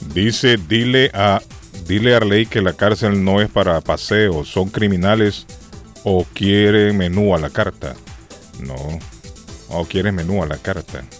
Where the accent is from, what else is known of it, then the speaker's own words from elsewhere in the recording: Honduras; now in Massachusetts, United States; en mi país. En Honduras